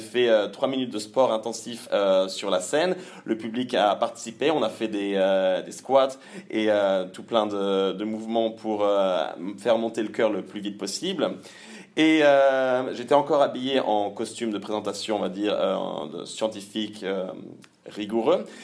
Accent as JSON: {"language": "French", "town": "Le Mans", "region": "Pays de la Loire", "country": "France", "tie": "born or raised there", "also_born_or_lived": "Caen", "moved": "as an adult", "lives_now": "Cologne, Germany", "said": "je suis né au Mans, j'ai fait mes études à Caen"}